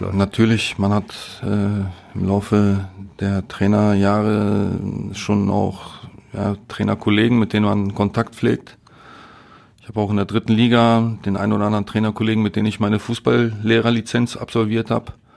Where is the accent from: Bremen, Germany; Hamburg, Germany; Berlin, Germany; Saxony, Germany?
Berlin, Germany; also born or lived in Katowice, Poland; now in Essen, Germany; so ein Kiez, ne, wo ich groß geworden bin